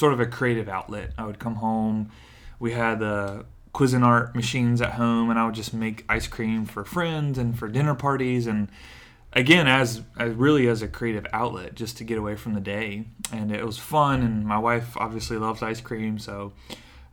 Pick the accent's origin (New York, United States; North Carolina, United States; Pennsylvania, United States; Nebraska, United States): North Carolina, United States; Stokesdale; now in Raleigh, United States; I grew up in a small town called Stokesdale, right outside Greensboro